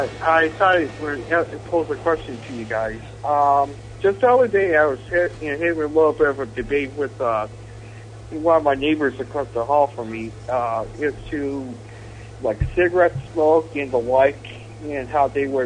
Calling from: Buffalo, New York, United States; I'm calling from Buffalo. Yeah, I mean, I'm calling from Buffalo, New York.

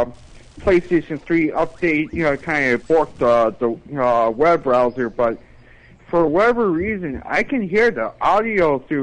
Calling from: Buffalo, New York, United States; Hi, this is Spazinator from Buffalo, New York.

